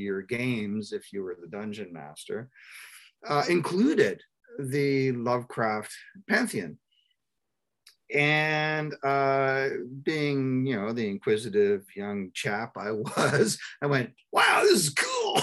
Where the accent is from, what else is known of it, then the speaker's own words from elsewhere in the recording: Toronto, Ontario, Canada; We're from the Ontario, Canada, and I grew up in the Toronto area